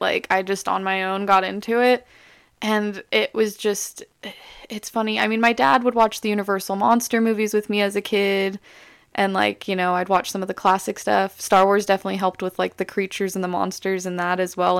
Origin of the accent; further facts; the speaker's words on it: Las Vegas, Nevada, United States; moved away; also born or lived in Alabama; I'm from Las Vegas, Nevada. I lived in Alabama for a while